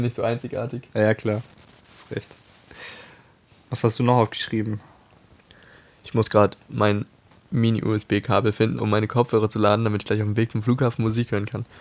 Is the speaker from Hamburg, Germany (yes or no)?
yes; Hamburg, Germany; als Hamburger Junge